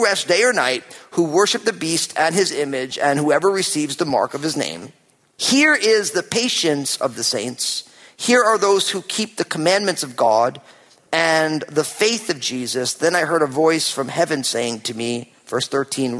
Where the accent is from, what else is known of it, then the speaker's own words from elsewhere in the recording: New Jersey, United States; now in Pacific Northwest, United States; I'm from New Jersey